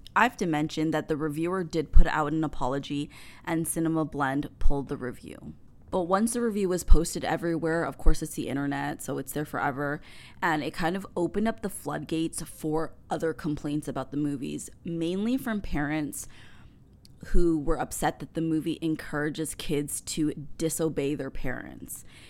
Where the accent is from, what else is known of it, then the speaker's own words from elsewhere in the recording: Canada; as a Canadian kid